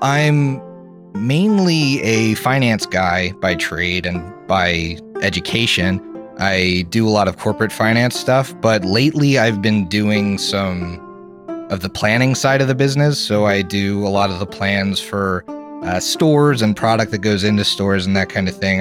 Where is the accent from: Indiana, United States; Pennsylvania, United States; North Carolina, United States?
Pennsylvania, United States; Philadelphia; moved away as an adult; now in Columbus, United States; I'm from Philadelphia, actually, and mm-hmm. I now live in Columbus